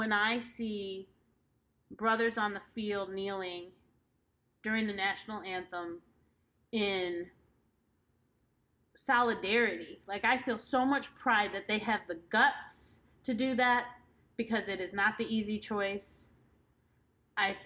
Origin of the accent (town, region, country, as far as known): United States